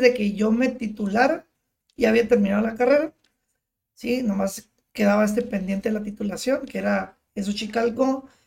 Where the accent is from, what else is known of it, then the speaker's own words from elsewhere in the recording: Tijuana, Baja California, Mexico; por vivir en la frontera, pues, vivir, nacer aquí, crecer toda la vida aquí